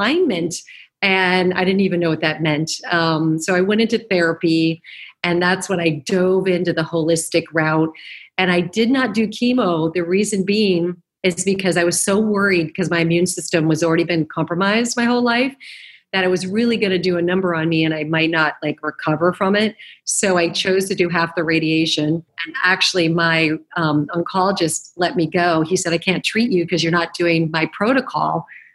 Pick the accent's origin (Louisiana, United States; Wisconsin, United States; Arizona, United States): Arizona, United States; moved away as an adult; also born or lived in New York; now in Los Angeles, United States; I did move to New York, and I was from Arizona, and I graduated college